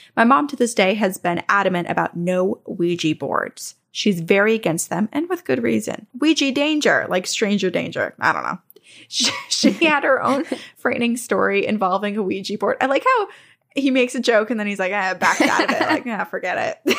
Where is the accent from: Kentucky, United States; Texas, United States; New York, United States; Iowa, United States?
New York, United States; Long Island; I'm from Long Island, New York